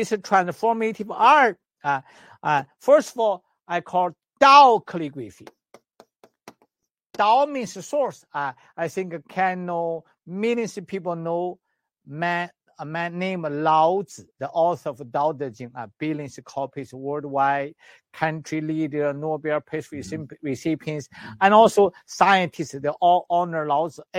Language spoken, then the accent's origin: English; China; English is a second language; moved away; also born or lived in Canada; I'm the doctor from Western medicine, China, and traditional Chinese medicine, acupuncturist, herbalist in China and in Canada. When I was very small, at age 6, I did the Tai Chi